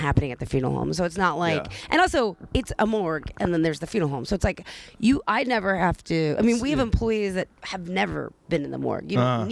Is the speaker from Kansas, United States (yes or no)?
no; Delco, Pennsylvania, United States; I grew up in Delco